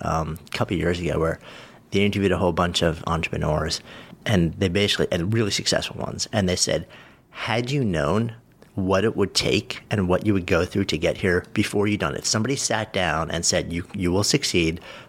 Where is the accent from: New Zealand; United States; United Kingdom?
United States; Port Washington, New York; I was Port Washington kid.